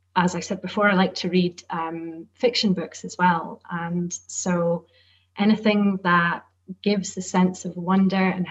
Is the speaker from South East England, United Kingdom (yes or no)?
no; Shetland, Scotland, United Kingdom; And I grew up in Shetland, which has very strong Nordic connections.